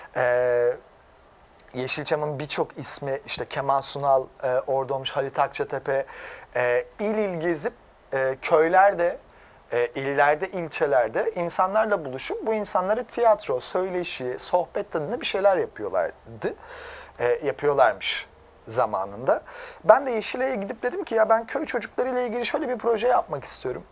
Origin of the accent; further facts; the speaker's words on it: Erzincan / Erzurum region, Eastern Anatolia, Turkey; moved away; also born or lived in London; benim de annem Erzincanlı, babam Erzurumlu. O, o bölgede büyüdüm